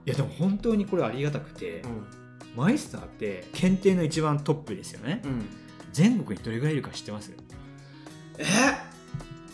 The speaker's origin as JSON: {"language": "Japanese", "region": "Hiroshima", "country": "Japan", "tie": "born or raised there", "said": "僕のじ、 地元が広島県で"}